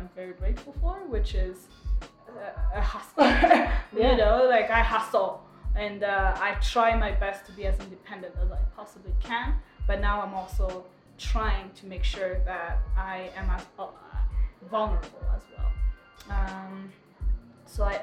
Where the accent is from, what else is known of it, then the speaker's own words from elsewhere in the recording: Rwanda; also born or lived in Democratic Republic of the Congo; I was born in the Congo, so I'm half Rwandese and half Congolese.